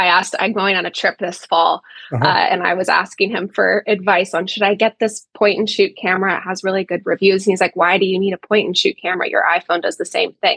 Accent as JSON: {"language": "English", "town": "Mill Valley", "region": "California", "country": "United States", "tie": "born or raised there", "said": "I grew up in Mill Valley, California, which is just right north of the Golden Gate Bridge"}